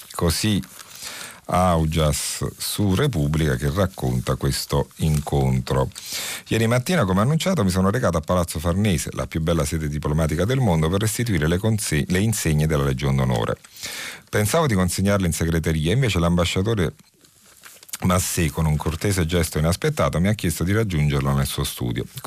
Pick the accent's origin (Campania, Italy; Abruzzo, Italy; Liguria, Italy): Campania, Italy; Naples; accent: Neapolitan; il mio accento che riconoscerete essere di quelle parti